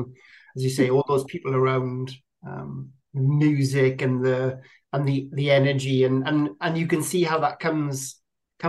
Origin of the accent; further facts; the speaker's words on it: Welsh Valleys, Wales, United Kingdom; growing up in the Welsh Valleys